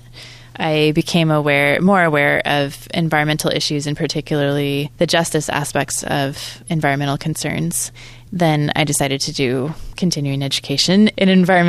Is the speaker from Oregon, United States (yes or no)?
yes; Oregon, United States; I grew up in Oregon, and I was in a small town outside of Portland